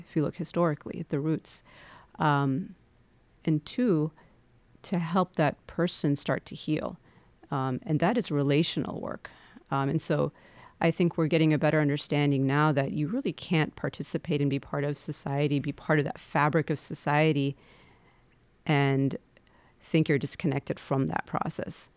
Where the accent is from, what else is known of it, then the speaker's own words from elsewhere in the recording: Midwest, United States; there's a layer of my identity that definitely has to do with being born and brought up in the Midwest